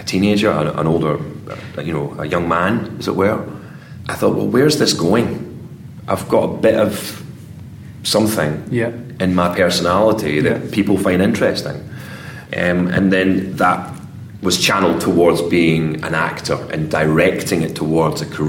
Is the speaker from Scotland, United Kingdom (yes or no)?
yes; East Kilbride, Scotland, United Kingdom; I was working night shift as a security guard in my hometown of East Kilbride